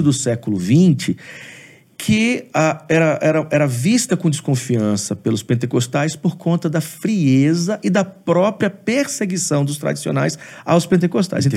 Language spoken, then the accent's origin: Portuguese; Aracruz, Espírito Santo, Brazil; now in Vitória, Brazil; Eu sou de uma cidade do Espírito Santo, sou de Aracruz.